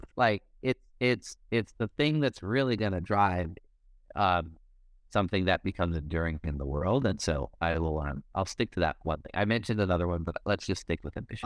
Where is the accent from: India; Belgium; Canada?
Canada; moved away as an adult; also born or lived in Silicon Valley, United States; I born and raised in Canada, have all the networks that I need in Canada, spent since 2007 in the Valley